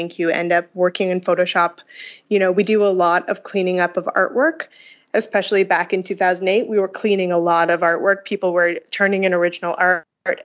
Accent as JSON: {"language": "English", "country": "Canada", "also_born_or_lived": "Montreal", "said": "So I'm a Canadian"}